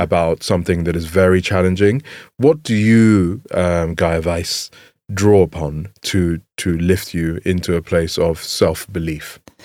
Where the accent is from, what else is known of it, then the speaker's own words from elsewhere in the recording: England, United Kingdom; growing up in England